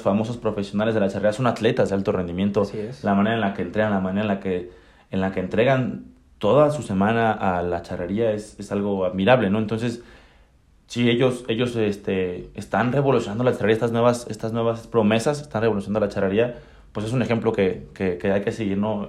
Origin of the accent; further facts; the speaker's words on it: Tlaxcala, Mexico; moved away as an adult; now in Querétaro, Mexico; crecí aquí en Tlaxcala con el equipo de mi familia